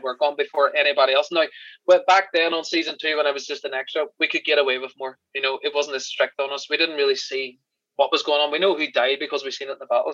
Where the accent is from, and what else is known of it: Ireland; accent: Irish